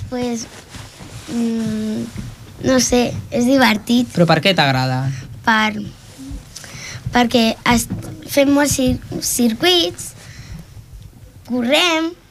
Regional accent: Cerdanyola del Vallès, Catalonia, Spain; Anda. Jo vinc de Cerdanyola.

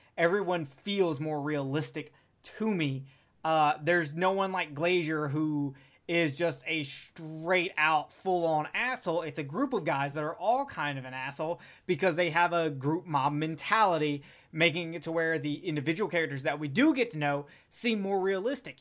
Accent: Alabama, United States; I'm from Alabama

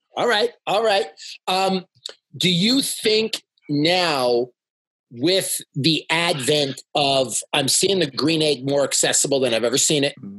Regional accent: Toronto, Ontario, Canada; now in Salt Lake City, United States; I'm from Toronto, which is the most yeah. multicultural city in the world.

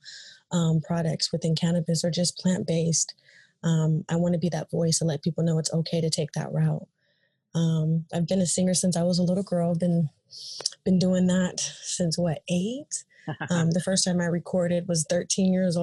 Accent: the Bay Area, California, United States; I am from California, the Bay Area

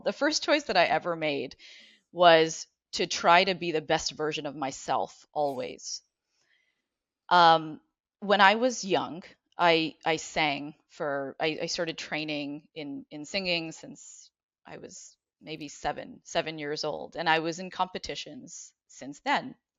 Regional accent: Ottawa, Ontario, Canada; now in Cleveland, United States; I grew up in Ottawa. I'm originally from Canada

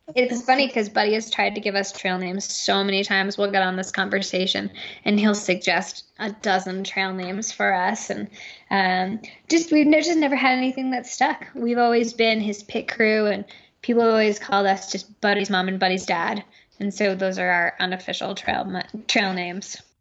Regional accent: New York, United States; now in Crested Butte, United States; we're from New York

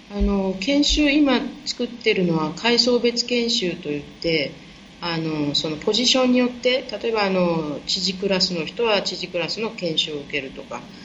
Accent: Japan; 日本であの生まれ育ったのが結構田舎な方

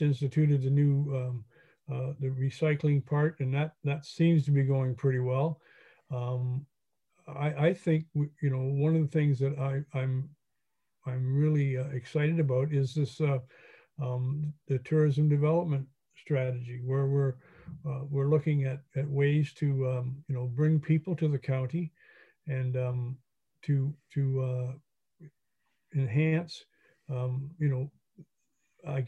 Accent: Hastings, Ontario, Canada; I grew up in Hastings. My parents came from Port Hope and Cobourg originally

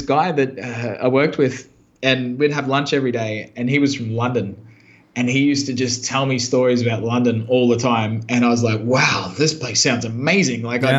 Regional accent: Brisbane, Queensland, Australia; moved away; Yeah, well, I actually grew up in the sticks out past Brisbane. I grew up as a total hick.

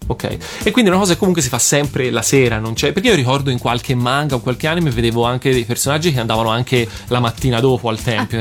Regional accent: Florence, Tuscany, Italy; da buon fiorentino

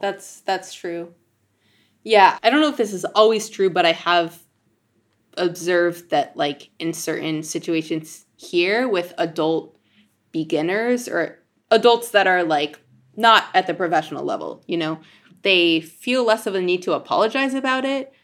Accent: Denver, Colorado, United States; grew up in Denver where there's not, like, a giant scene for klezmer music

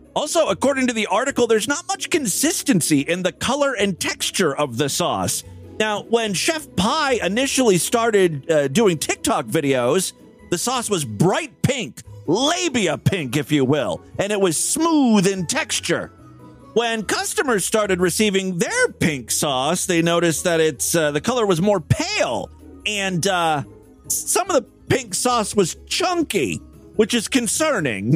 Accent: Ashtabula, Ohio, United States; Ashtabula is my hometown. It's a small town up in northeast uh, uh, Ohio, near Cleveland

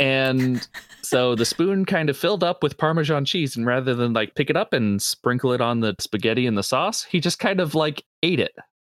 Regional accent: New Jersey, United States; I grew up in New Jersey

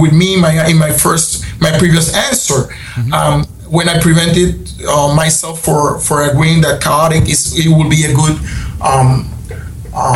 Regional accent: Panama; we have Panamanians such like me

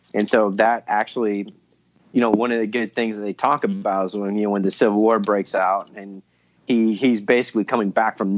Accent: Ohio, United States; I'm from Ohio

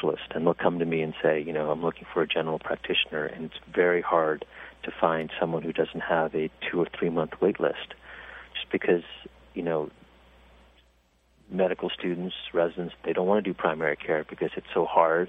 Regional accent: California, United States; When I was growing up in California

